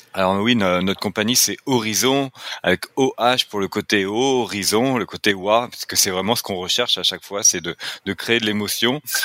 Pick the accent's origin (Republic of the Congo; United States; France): France; accent: French (France); now in Quebec, Canada; je suis québécois, mais avec un accent français, donc bien de l'autre côté de l'Atlantique